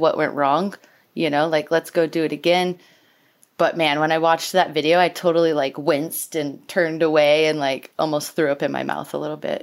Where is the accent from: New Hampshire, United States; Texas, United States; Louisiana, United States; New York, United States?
Louisiana, United States; moved away; I grew up in Louisiana, and that's right next to Arkansas